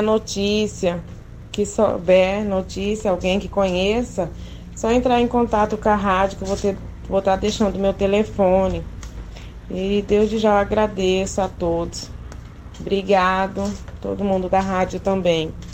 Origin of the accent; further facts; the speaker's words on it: Cuiabá, Mato Grosso, Brazil; Eu sou de Cuiabá. Estou em Cuiabá.